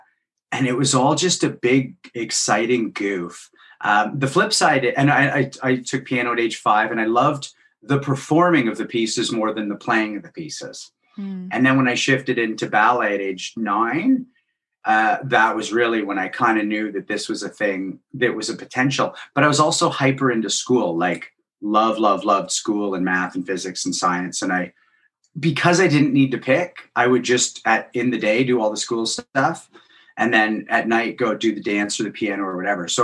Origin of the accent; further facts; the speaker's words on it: Guelph, Ontario, Canada; I grew up in Guelph, Ontario